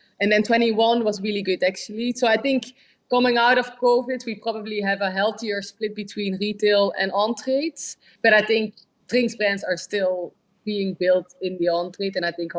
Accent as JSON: {"language": "English", "region": "London", "country": "United Kingdom", "tie": "born or raised there", "said": "So I think I love London, and London is my hometown, definitely."}